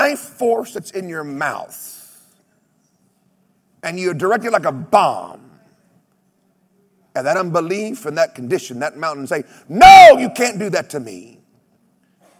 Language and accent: English; United States; I come from Oklahoma, Texas, where we have rattlesnakes and badgers